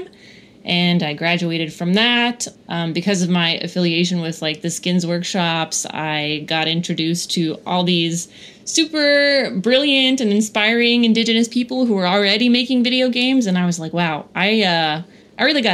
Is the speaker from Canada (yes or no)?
yes; Kanesatake, Quebec, Canada; my childhood growing up in Kanesatake